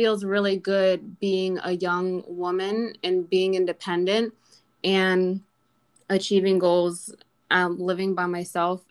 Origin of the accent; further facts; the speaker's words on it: New Jersey, United States; moved away as an adult; now in Miami Beach, United States; I'm originally from New Jersey. I grew up and I lived there my entire life, but now I'm living in Miami Beach for almost 2 years now.